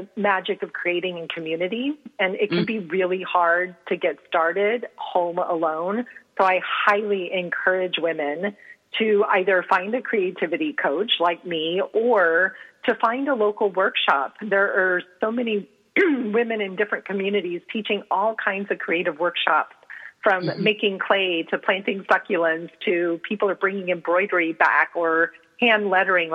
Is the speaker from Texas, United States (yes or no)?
yes; San Antonio, Texas, United States; I grew up in San Antonio, Texas